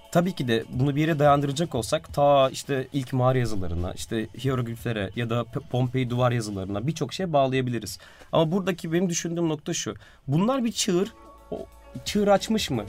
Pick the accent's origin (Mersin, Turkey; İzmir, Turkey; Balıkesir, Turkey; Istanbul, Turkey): Istanbul, Turkey; Biz Beyoğlu'nda doğduk büyüdük ailecek babamla ben de.